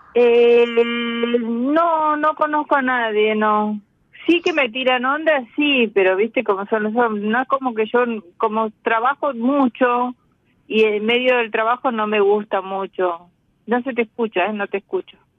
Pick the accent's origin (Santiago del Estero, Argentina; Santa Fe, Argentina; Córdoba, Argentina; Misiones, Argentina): Santiago del Estero, Argentina; now in Buenos Aires, Argentina; nací en Santiago del Estero, pero vivo en Cava hace muchos años ya.